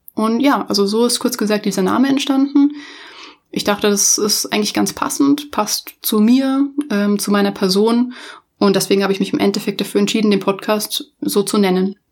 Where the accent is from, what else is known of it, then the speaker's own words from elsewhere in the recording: Munich, Bavaria, Germany; ich komme tatsächlich auch ursprünglich aus München, also ich bin ein Münchner Kindel